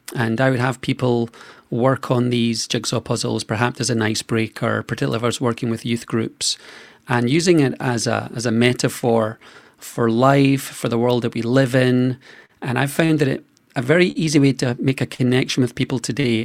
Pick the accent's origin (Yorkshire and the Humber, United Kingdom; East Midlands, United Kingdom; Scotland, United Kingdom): Scotland, United Kingdom; I was born in Scotland.